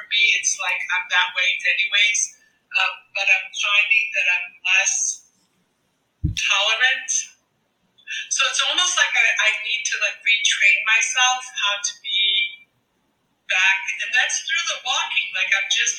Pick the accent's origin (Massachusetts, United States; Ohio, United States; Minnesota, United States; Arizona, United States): Massachusetts, United States; I'm from Massachusetts